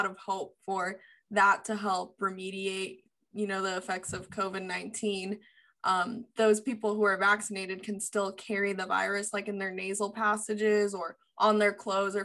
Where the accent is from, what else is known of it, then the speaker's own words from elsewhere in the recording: California, United States; moved away as an adult; also born or lived in Boston; I'm from California, and I went out, you know, Wentworth and Boston